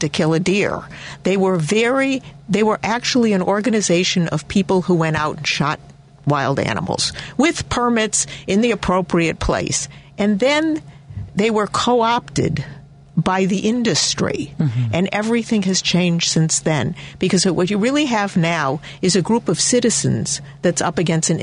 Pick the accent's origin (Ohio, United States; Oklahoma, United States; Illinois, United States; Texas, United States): Illinois, United States; Chicago; I grew up in Hyde Park in that ward